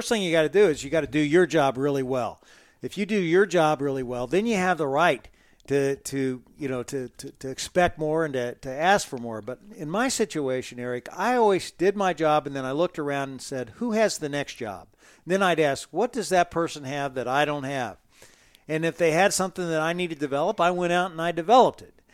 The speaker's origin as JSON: {"language": "English", "region": "Midwest", "country": "United States", "tie": "born or raised there", "also_born_or_lived": "Dodge City", "said": "I grew up in the Midwest and all these little small towns. I'm probably the only guy you know who lived in Dodge City, Kansas twice, but you know I did."}